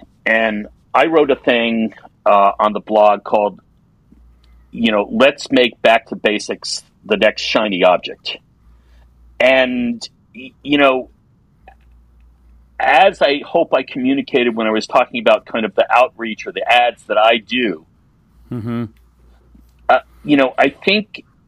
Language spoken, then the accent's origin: English; East Coast, United States; I'm from the East Coast, so we go more to the Caribbean than Mexico and even Costa Rica.